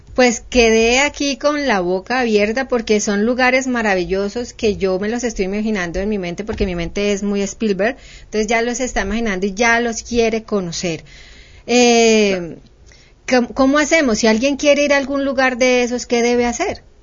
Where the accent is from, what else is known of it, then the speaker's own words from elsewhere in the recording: Cali, Valle del Cauca, Colombia; yo soy caleña, conozco Palmira